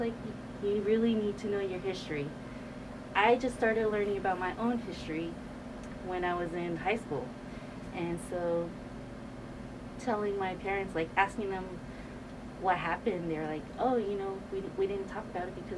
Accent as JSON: {"language": "English", "region": "California", "country": "United States", "tie": "born or raised there", "said": "I was born and raised in California"}